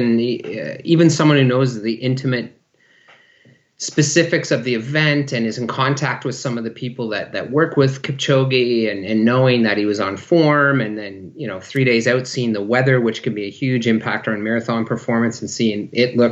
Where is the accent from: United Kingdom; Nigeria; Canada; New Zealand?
Canada; near Sarnia, Ontario; moved away as an adult; also born or lived in Maastricht, Netherlands / Lausanne, Switzerland; now in Victoria, Canada; Both my wife and I were born and raised in Ontario, near Sarnia, Ontario